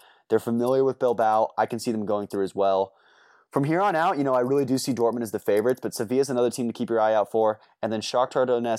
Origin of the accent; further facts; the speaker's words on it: Eugene, Oregon, United States; The one I'm most excited for is obviously the one coming to my hometown. We get a lot of soccer up in Portland, but not too much in Eugene.